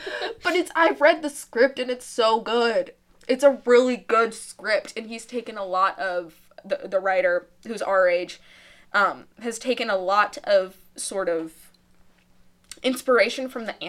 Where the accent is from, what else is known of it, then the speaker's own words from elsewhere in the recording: St. Louis, Missouri, United States; Guys, we're from St. Louis, so.